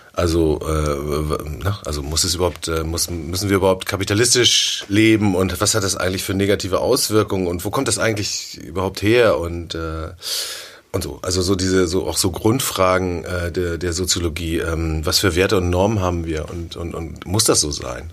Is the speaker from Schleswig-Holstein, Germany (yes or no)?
yes; Sylt, Schleswig-Holstein, Germany; moved away as an adult; now in Hamburg, Germany; ich bin auf Sylt aufgewachsen